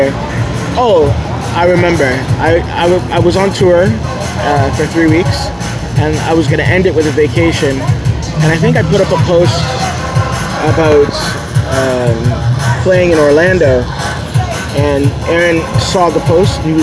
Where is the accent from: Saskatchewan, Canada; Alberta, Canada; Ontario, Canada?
Ontario, Canada; Toronto; I'm from Toronto, Canada.